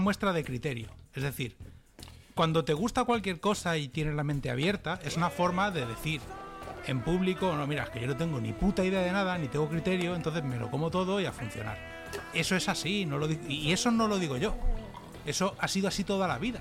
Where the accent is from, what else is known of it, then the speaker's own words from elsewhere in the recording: Castelldefels, Catalonia, Spain; now in Dallas, United States; yo soy de Castefa